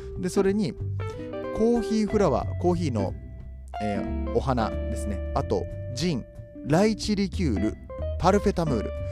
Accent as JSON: {"language": "Japanese", "town": "Kobe", "region": "Hyogo", "country": "Japan", "said": "僕は神戸の人間なんで"}